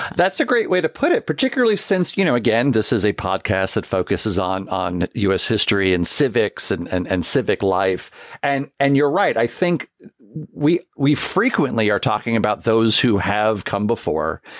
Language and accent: English; downstate New York, United States; growing up in New York, it's, that's an annual tale that is told, uh, even though I was, uh, you know, downstate